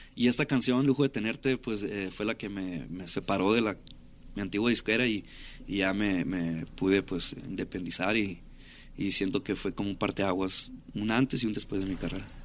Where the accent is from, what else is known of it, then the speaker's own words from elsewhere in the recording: Ciudad Obregón, Sonora, Mexico; moved away as an adult; now in Los Angeles, United States; crecí en Ciudad Obregón ahí. Soy nacido en, California